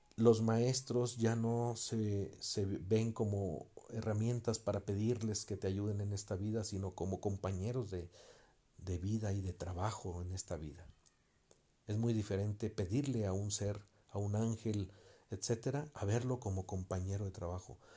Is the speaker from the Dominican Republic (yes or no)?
no; Mexico; soy mexicano